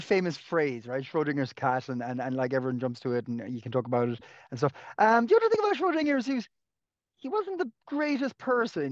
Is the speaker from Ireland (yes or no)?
yes; Clonakilty, Munster, Ireland; now in Dublin, Ireland; You've come down to my, my hometown a few times, uh, Clonakilty